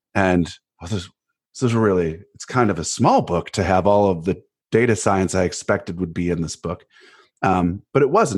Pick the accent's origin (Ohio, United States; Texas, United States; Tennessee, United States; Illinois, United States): Ohio, United States; Cleveland; moved away; also born or lived in Winter Park, Florida; I'm from Cleveland. and I, it doesn't matter where I live, right? I'm from Cleveland. I'm a Clevelander